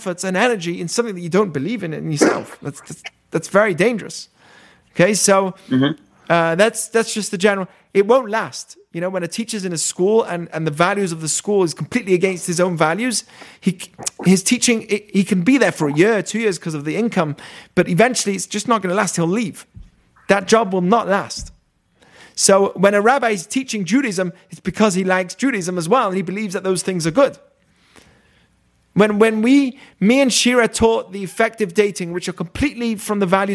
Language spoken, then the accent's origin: English; England, United Kingdom; now in United States; I have triple loyalty: Israel, America, and England. England's where my family is.